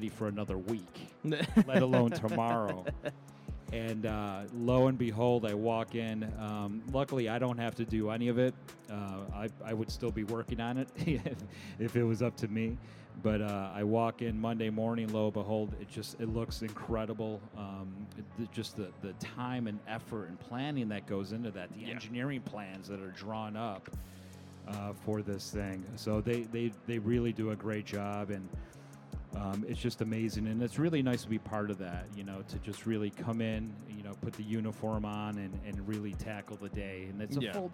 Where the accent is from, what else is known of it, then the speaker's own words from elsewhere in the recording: Syracuse, New York, United States; I'm from Syracuse, New York